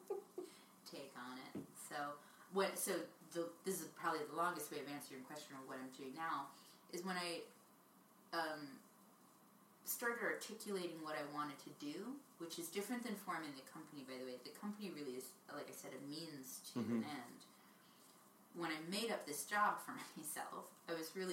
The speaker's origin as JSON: {"language": "English", "area": "Jersey Shore", "region": "New Jersey", "country": "United States", "tie": "born or raised there", "also_born_or_lived": "New York", "moved": "as an adult", "lives_now": "California, United States", "said": "growing up in the Jersey Shore"}